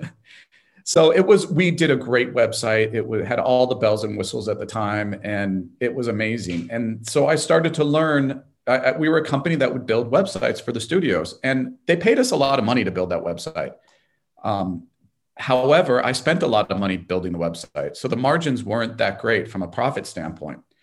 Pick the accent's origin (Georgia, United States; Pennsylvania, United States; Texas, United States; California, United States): California, United States; Los Angeles; I'm from Los Angeles and we're in Los Angeles